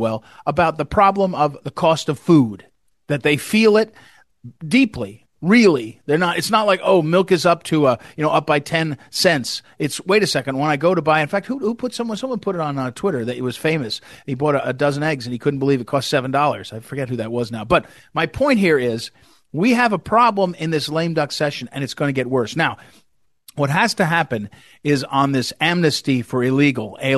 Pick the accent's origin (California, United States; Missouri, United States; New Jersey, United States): Missouri, United States; my home state of Missouri